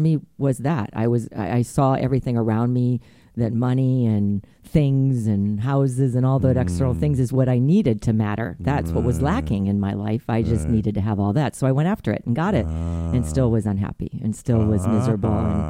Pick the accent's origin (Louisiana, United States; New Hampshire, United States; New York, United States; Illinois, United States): Illinois, United States; Chicago; In Chicago. The Chicago area. In the Chicago area, yes.